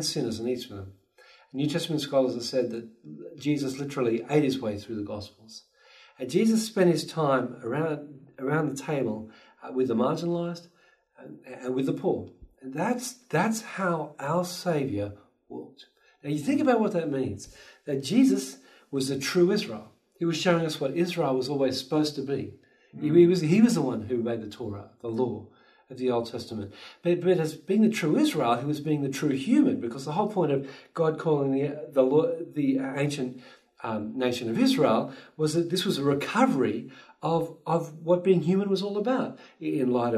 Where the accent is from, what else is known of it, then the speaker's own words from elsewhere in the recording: Australia; moved away as an adult; now in Vancouver, Canada; I'm an Aussie, so I grew up cuddling koalas and hopping with kangaroos